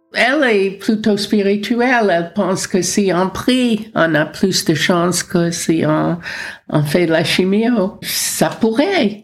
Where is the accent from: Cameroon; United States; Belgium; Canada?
United States; moved away as an adult; also born or lived in France; now in Paris, France; je suis américaine, mais je suis française depuis 54 ans